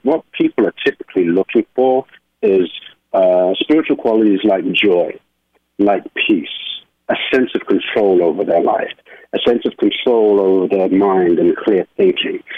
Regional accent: London, United Kingdom; moved away as an adult; now in New York, United States; I am originally from London, England, and I uh, moved to New York uh, in my 20s

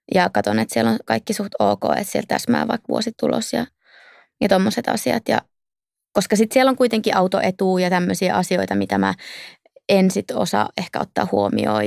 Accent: Outokumpu, North Karelia, Finland; moved away as an adult; also born or lived in Turku; mä oon kasvanut Outokummussa ja käynyt siellä mun koulut

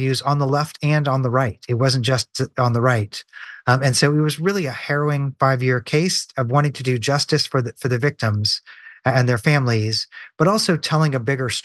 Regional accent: Nashville, Tennessee, United States; my hometown, Nashville, Tennessee

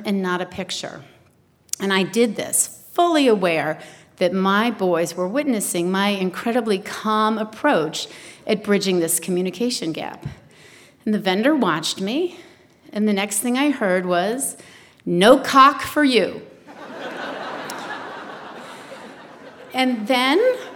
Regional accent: New England, United States; moved away; I'm originally from New England

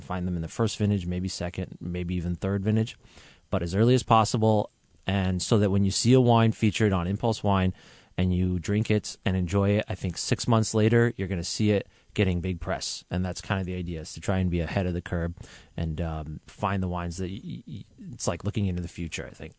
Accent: Vancouver, Washington, United States; moved away as an adult; also born or lived in Tehran, Iran; now in Seattle, United States; I grew up in Vancouver, Washington. I'm actually originally from Iran. I was born in Tehran. I was there until I was seven, moved to Vancouver, Washington

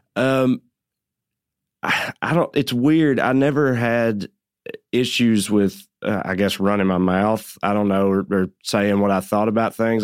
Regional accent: Tennessee, United States; accent: Southern; moved away as an adult; now in Los Angeles, United States; I did grow up poor in extremely rural Tennessee

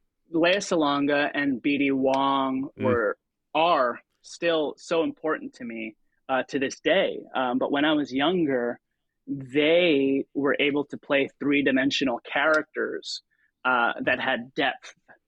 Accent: Philippines; now in United States; But then for me, growing up as a Filipino-American immigrant

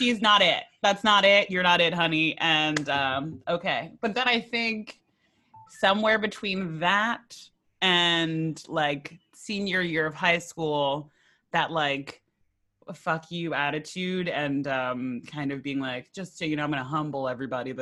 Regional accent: Rockville Centre, New York, United States; also born or lived in Baldwin, New York; I grew up in Baldwin, and then we moved when I was 10 to Rockville Center

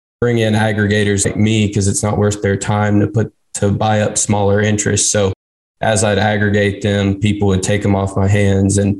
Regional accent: Texas, United States; I'm from Texas. Always grew up around people in the business.

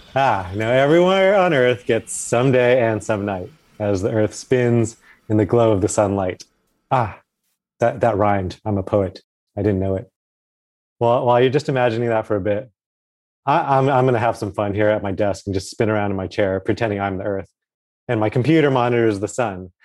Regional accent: Alaska, United States; moved away; I grew up a bit in Alaska near the top there.

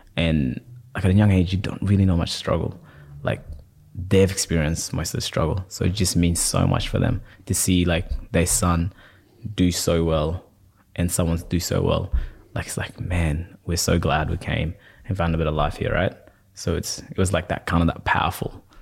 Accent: Perth, Western Australia, Australia; also born or lived in Sudan / Egypt; I'm from Perth

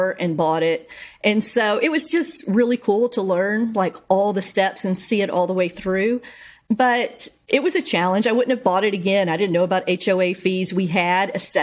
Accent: Bryan, Texas, United States; my hometown

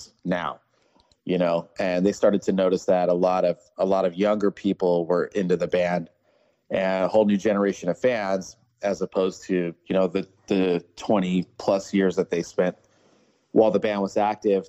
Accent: Ventura, California, United States; I grew up in Southern California, Ventura to be exact

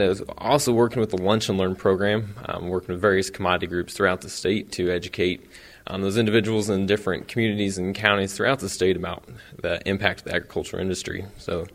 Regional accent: Eagleville, Missouri, United States; Small town, but raised on a beef

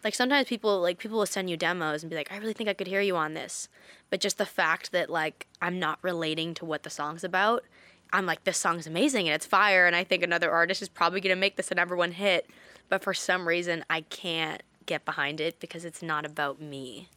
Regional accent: British Columbia, Canada; in Canada, in my hometown

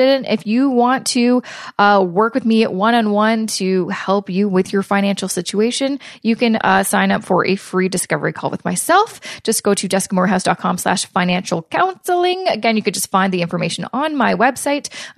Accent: Vancouver, British Columbia, Canada; moved away; grew up and born and raised in Vancouver, BC

